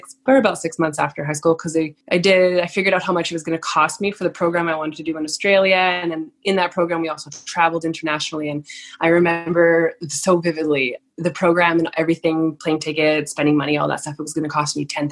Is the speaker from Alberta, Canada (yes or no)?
no; Lower Mainland, British Columbia, Canada; I grew up in Lower Mainland